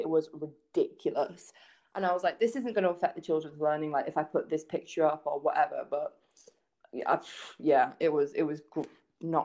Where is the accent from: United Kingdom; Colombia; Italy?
United Kingdom; England; moved away as an adult; now in United States; I wasn't in England that long ago